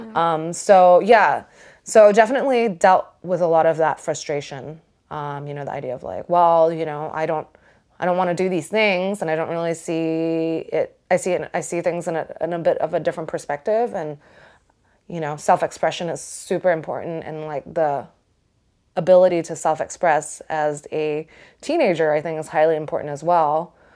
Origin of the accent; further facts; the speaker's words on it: Singapore; I grew up in Singapore